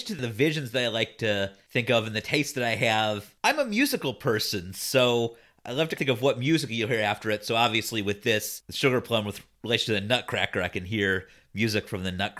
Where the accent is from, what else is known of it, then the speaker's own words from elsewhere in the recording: Cleveland, Ohio, United States; I'm from Cleveland